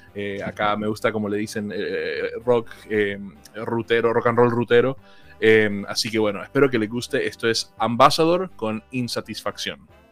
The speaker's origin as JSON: {"language": "Spanish", "country": "Colombia", "moved": "yes", "lives_now": "Argentina", "said": "aunque vivo en Argentina hace casi 17 años, yo soy originalmente de Colombia."}